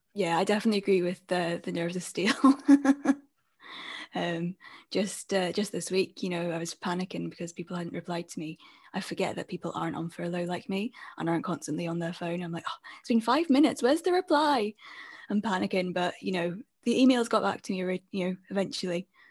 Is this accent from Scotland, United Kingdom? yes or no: yes; Scotland, United Kingdom; I'm a freelance multimedia journalist and podcast producer from Scotland.